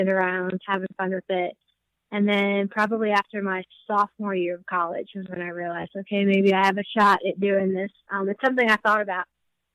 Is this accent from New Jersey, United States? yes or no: yes; New Jersey, United States; I'm from New Jersey, so it kind of feels a little bit like home